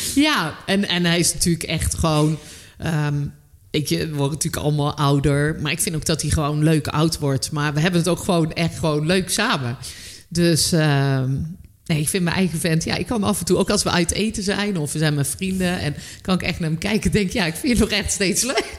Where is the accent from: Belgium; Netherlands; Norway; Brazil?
Netherlands; North Brabant; moved away as an adult; ik ben uiteindelijk ben ik weggegaan uit Brabant